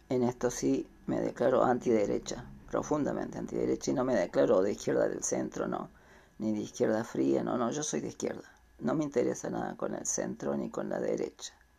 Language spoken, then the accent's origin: Spanish; Córdoba, Argentina; soy de Córdoba, capital